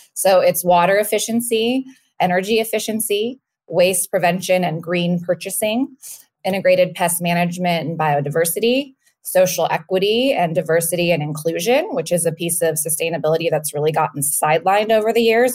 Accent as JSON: {"language": "English", "area": "Napa Valley", "region": "California", "country": "United States", "also_born_or_lived": "Washington, D.C.", "moved": "as an adult", "said": "I'm from the Napa Valley originally"}